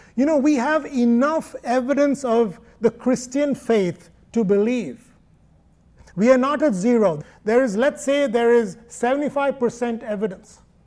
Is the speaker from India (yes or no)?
yes; Kerala, India; moved away; Thomas, St. Thomas, came to my home state in AD 52